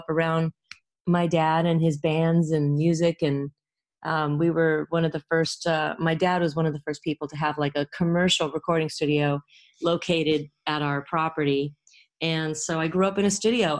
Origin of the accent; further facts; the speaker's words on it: Los Angeles, California, United States; I'm from Los Angeles, believe it or not. I was born at USC and raised in the Valley